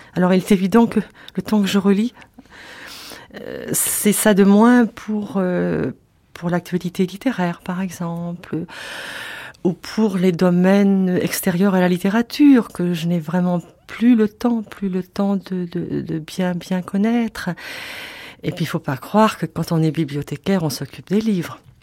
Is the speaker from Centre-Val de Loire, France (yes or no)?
yes; Orléans, Centre-Val de Loire, France; Quand j'étais petite fille à Orléans